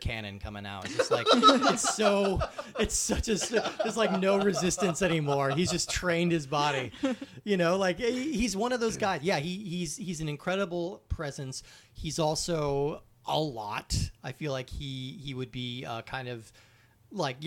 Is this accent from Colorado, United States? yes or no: yes; Colorado, United States; moved away; I was visiting my hometown in Colorado over the summer